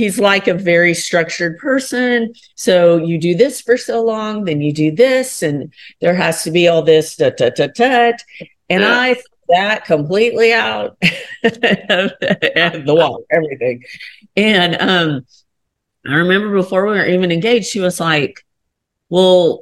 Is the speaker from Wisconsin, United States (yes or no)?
no; Kansas, United States; I'm from Kansas in the country. So like I grew up on the ranch